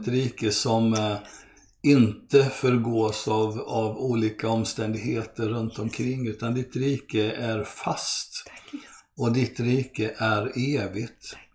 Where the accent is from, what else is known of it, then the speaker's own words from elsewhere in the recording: Brazil; born there; Jag är eh, svensk, född av svenska föräldrar och eh, brasilianare för att jag föddes i Brasilien.